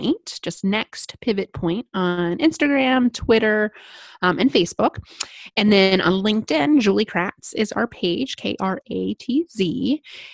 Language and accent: English; Midwest, United States; I'm a Midwesterner